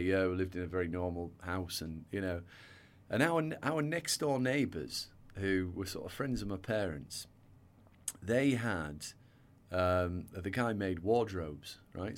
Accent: a little town in North Yorkshire, Yorkshire and the Humber, United Kingdom; accent: northern; You can probably tell by my accent, I grew up in the, the north of England.

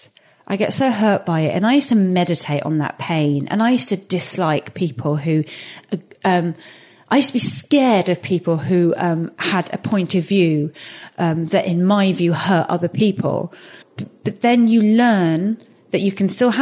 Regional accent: England, United Kingdom; this geographical space that I was raised

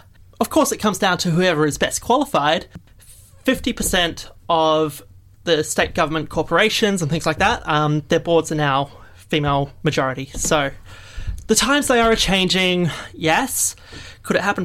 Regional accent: New Zealand; now in Australia; I come from New Zealand

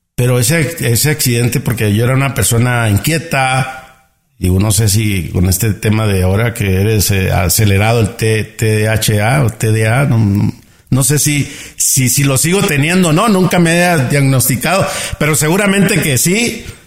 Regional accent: Ciudad Obregón, Sonora, Mexico; accent: norteño; nací en Ciudad Obrador, Sonora, en México

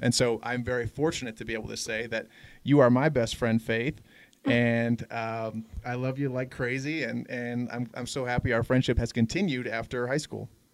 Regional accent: Denver, Colorado, United States; moved away as an adult; also born or lived in Los Angeles, California; now in San Francisco, United States; I'm originally from Denver, Colorado. I grew up here

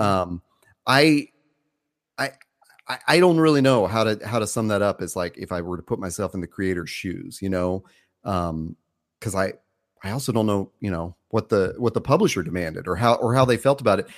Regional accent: the South, United States; growing up in the South

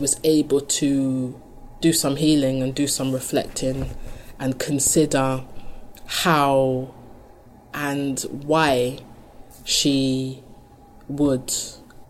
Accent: London, United Kingdom; where I come from, and you know, that's in the city, London, I grew up in Brixton

